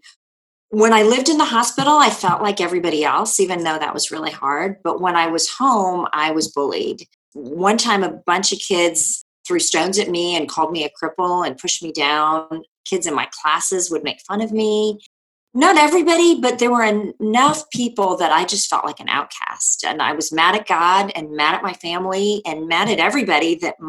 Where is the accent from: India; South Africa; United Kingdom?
India; born there; Well, I was born in India to Christian parents.